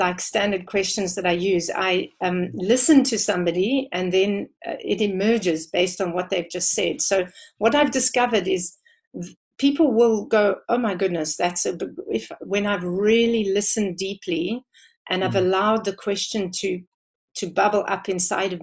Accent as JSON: {"language": "English", "country": "South Africa", "said": "I have grown more and more proud of being South African the more I travel"}